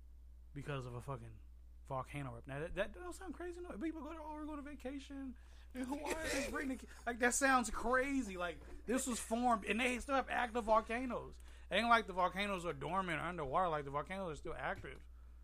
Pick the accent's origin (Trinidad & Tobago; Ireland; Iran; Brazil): Trinidad & Tobago; But I guess because I'm also Trinidadian, so we speak with our hands a lot, but our actions are led with our heart.